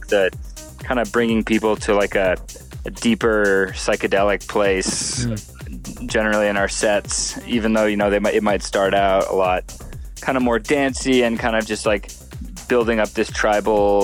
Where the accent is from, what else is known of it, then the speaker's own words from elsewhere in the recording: Hawaii, United States; I grew up in Hawaii